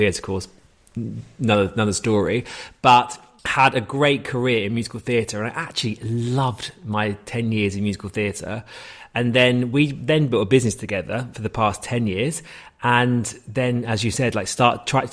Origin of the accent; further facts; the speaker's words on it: Hayes, London, United Kingdom; I'm from Hayes and Harlington